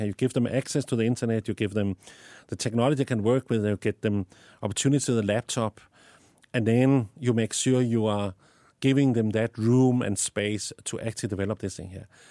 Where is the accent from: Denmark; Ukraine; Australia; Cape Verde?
Denmark; accent: Danish; English is a second language; moved away as an adult; now in South Africa; I have an accent because I was born in Denmark and I lived in South Africa the last 20 years, but I still have my Danish accent